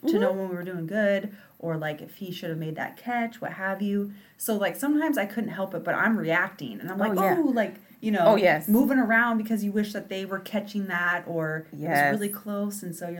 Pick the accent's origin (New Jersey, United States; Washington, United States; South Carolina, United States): Washington, United States; Graham; born or raised there